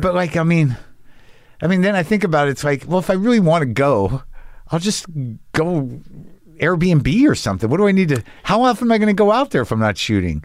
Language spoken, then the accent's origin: English; Albuquerque, New Mexico, United States; moved away as an adult; also born or lived in Boston / New Jersey (family); now in Los Angeles, United States; I grew up in New Mexico